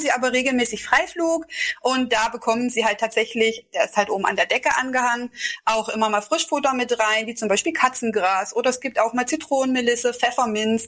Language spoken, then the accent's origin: German; Delitzsch, Saxony, Germany; also born or lived in Bernburg, Saxony-Anhalt; Also ich komme aus Delitzsch, das liegt ganz in der Nähe bei Leipzig